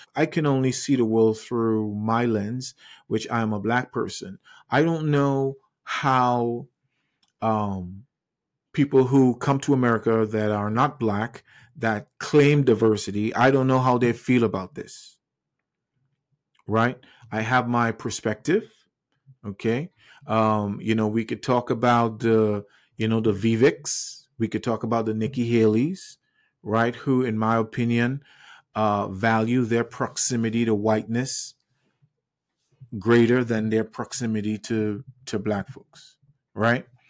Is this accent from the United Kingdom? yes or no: no; Trinidad & Tobago; now in United States; I grew up in the Caribbean island of Trinidad and Tobago. I wasn't born in the U S A, even though I am now